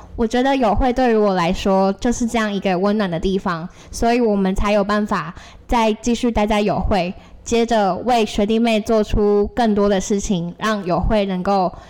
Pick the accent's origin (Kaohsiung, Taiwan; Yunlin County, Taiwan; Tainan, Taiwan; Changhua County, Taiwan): Tainan, Taiwan; moved away as an adult; now in Taipei, Taiwan; 我自己是来自台南的私立学校